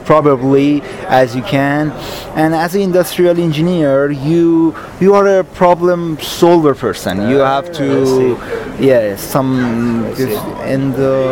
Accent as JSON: {"language": "English", "country": "Iran", "accent": "American", "second_language": "English", "moved": "yes", "said": "I'm originally from Iran"}